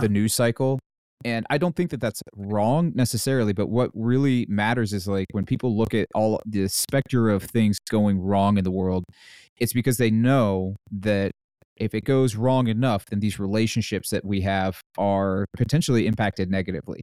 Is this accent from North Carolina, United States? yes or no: yes; North Carolina, United States; I grew up in North Carolina